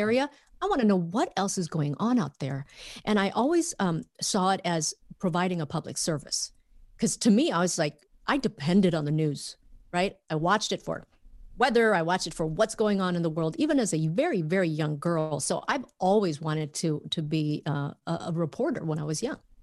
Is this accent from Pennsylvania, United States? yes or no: no; Minnesota, United States; moved away as an adult; also born or lived in Vietnam; now in Los Angeles, United States; growing up in Minnesota.